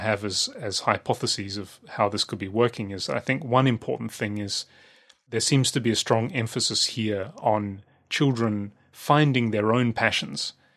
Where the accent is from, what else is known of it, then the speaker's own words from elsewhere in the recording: Australia; when I was growing up in Australia